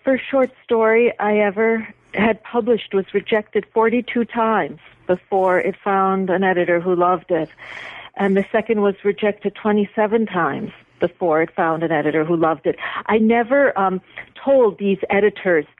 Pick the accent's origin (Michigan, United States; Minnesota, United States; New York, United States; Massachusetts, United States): New York, United States; Buffalo; moved away; I was back in my hometown, Buffalo, visiting my parents